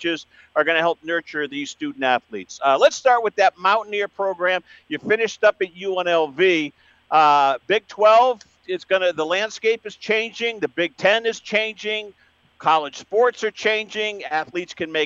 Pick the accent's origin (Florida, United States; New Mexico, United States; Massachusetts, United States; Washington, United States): Massachusetts, United States; Western; I'm from Western Mass